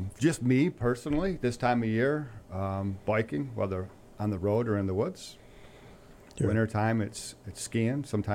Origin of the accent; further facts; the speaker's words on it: Pittsfield, Massachusetts, United States; I grew up in Pittsfield, graduated from PHS, went to Westfield State College